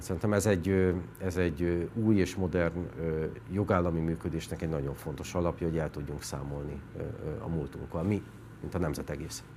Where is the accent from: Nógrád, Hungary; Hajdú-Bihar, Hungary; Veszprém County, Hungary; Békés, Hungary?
Békés, Hungary; moved away as an adult; also born or lived in Budapest; Békés ott születtem, ott nőttem fel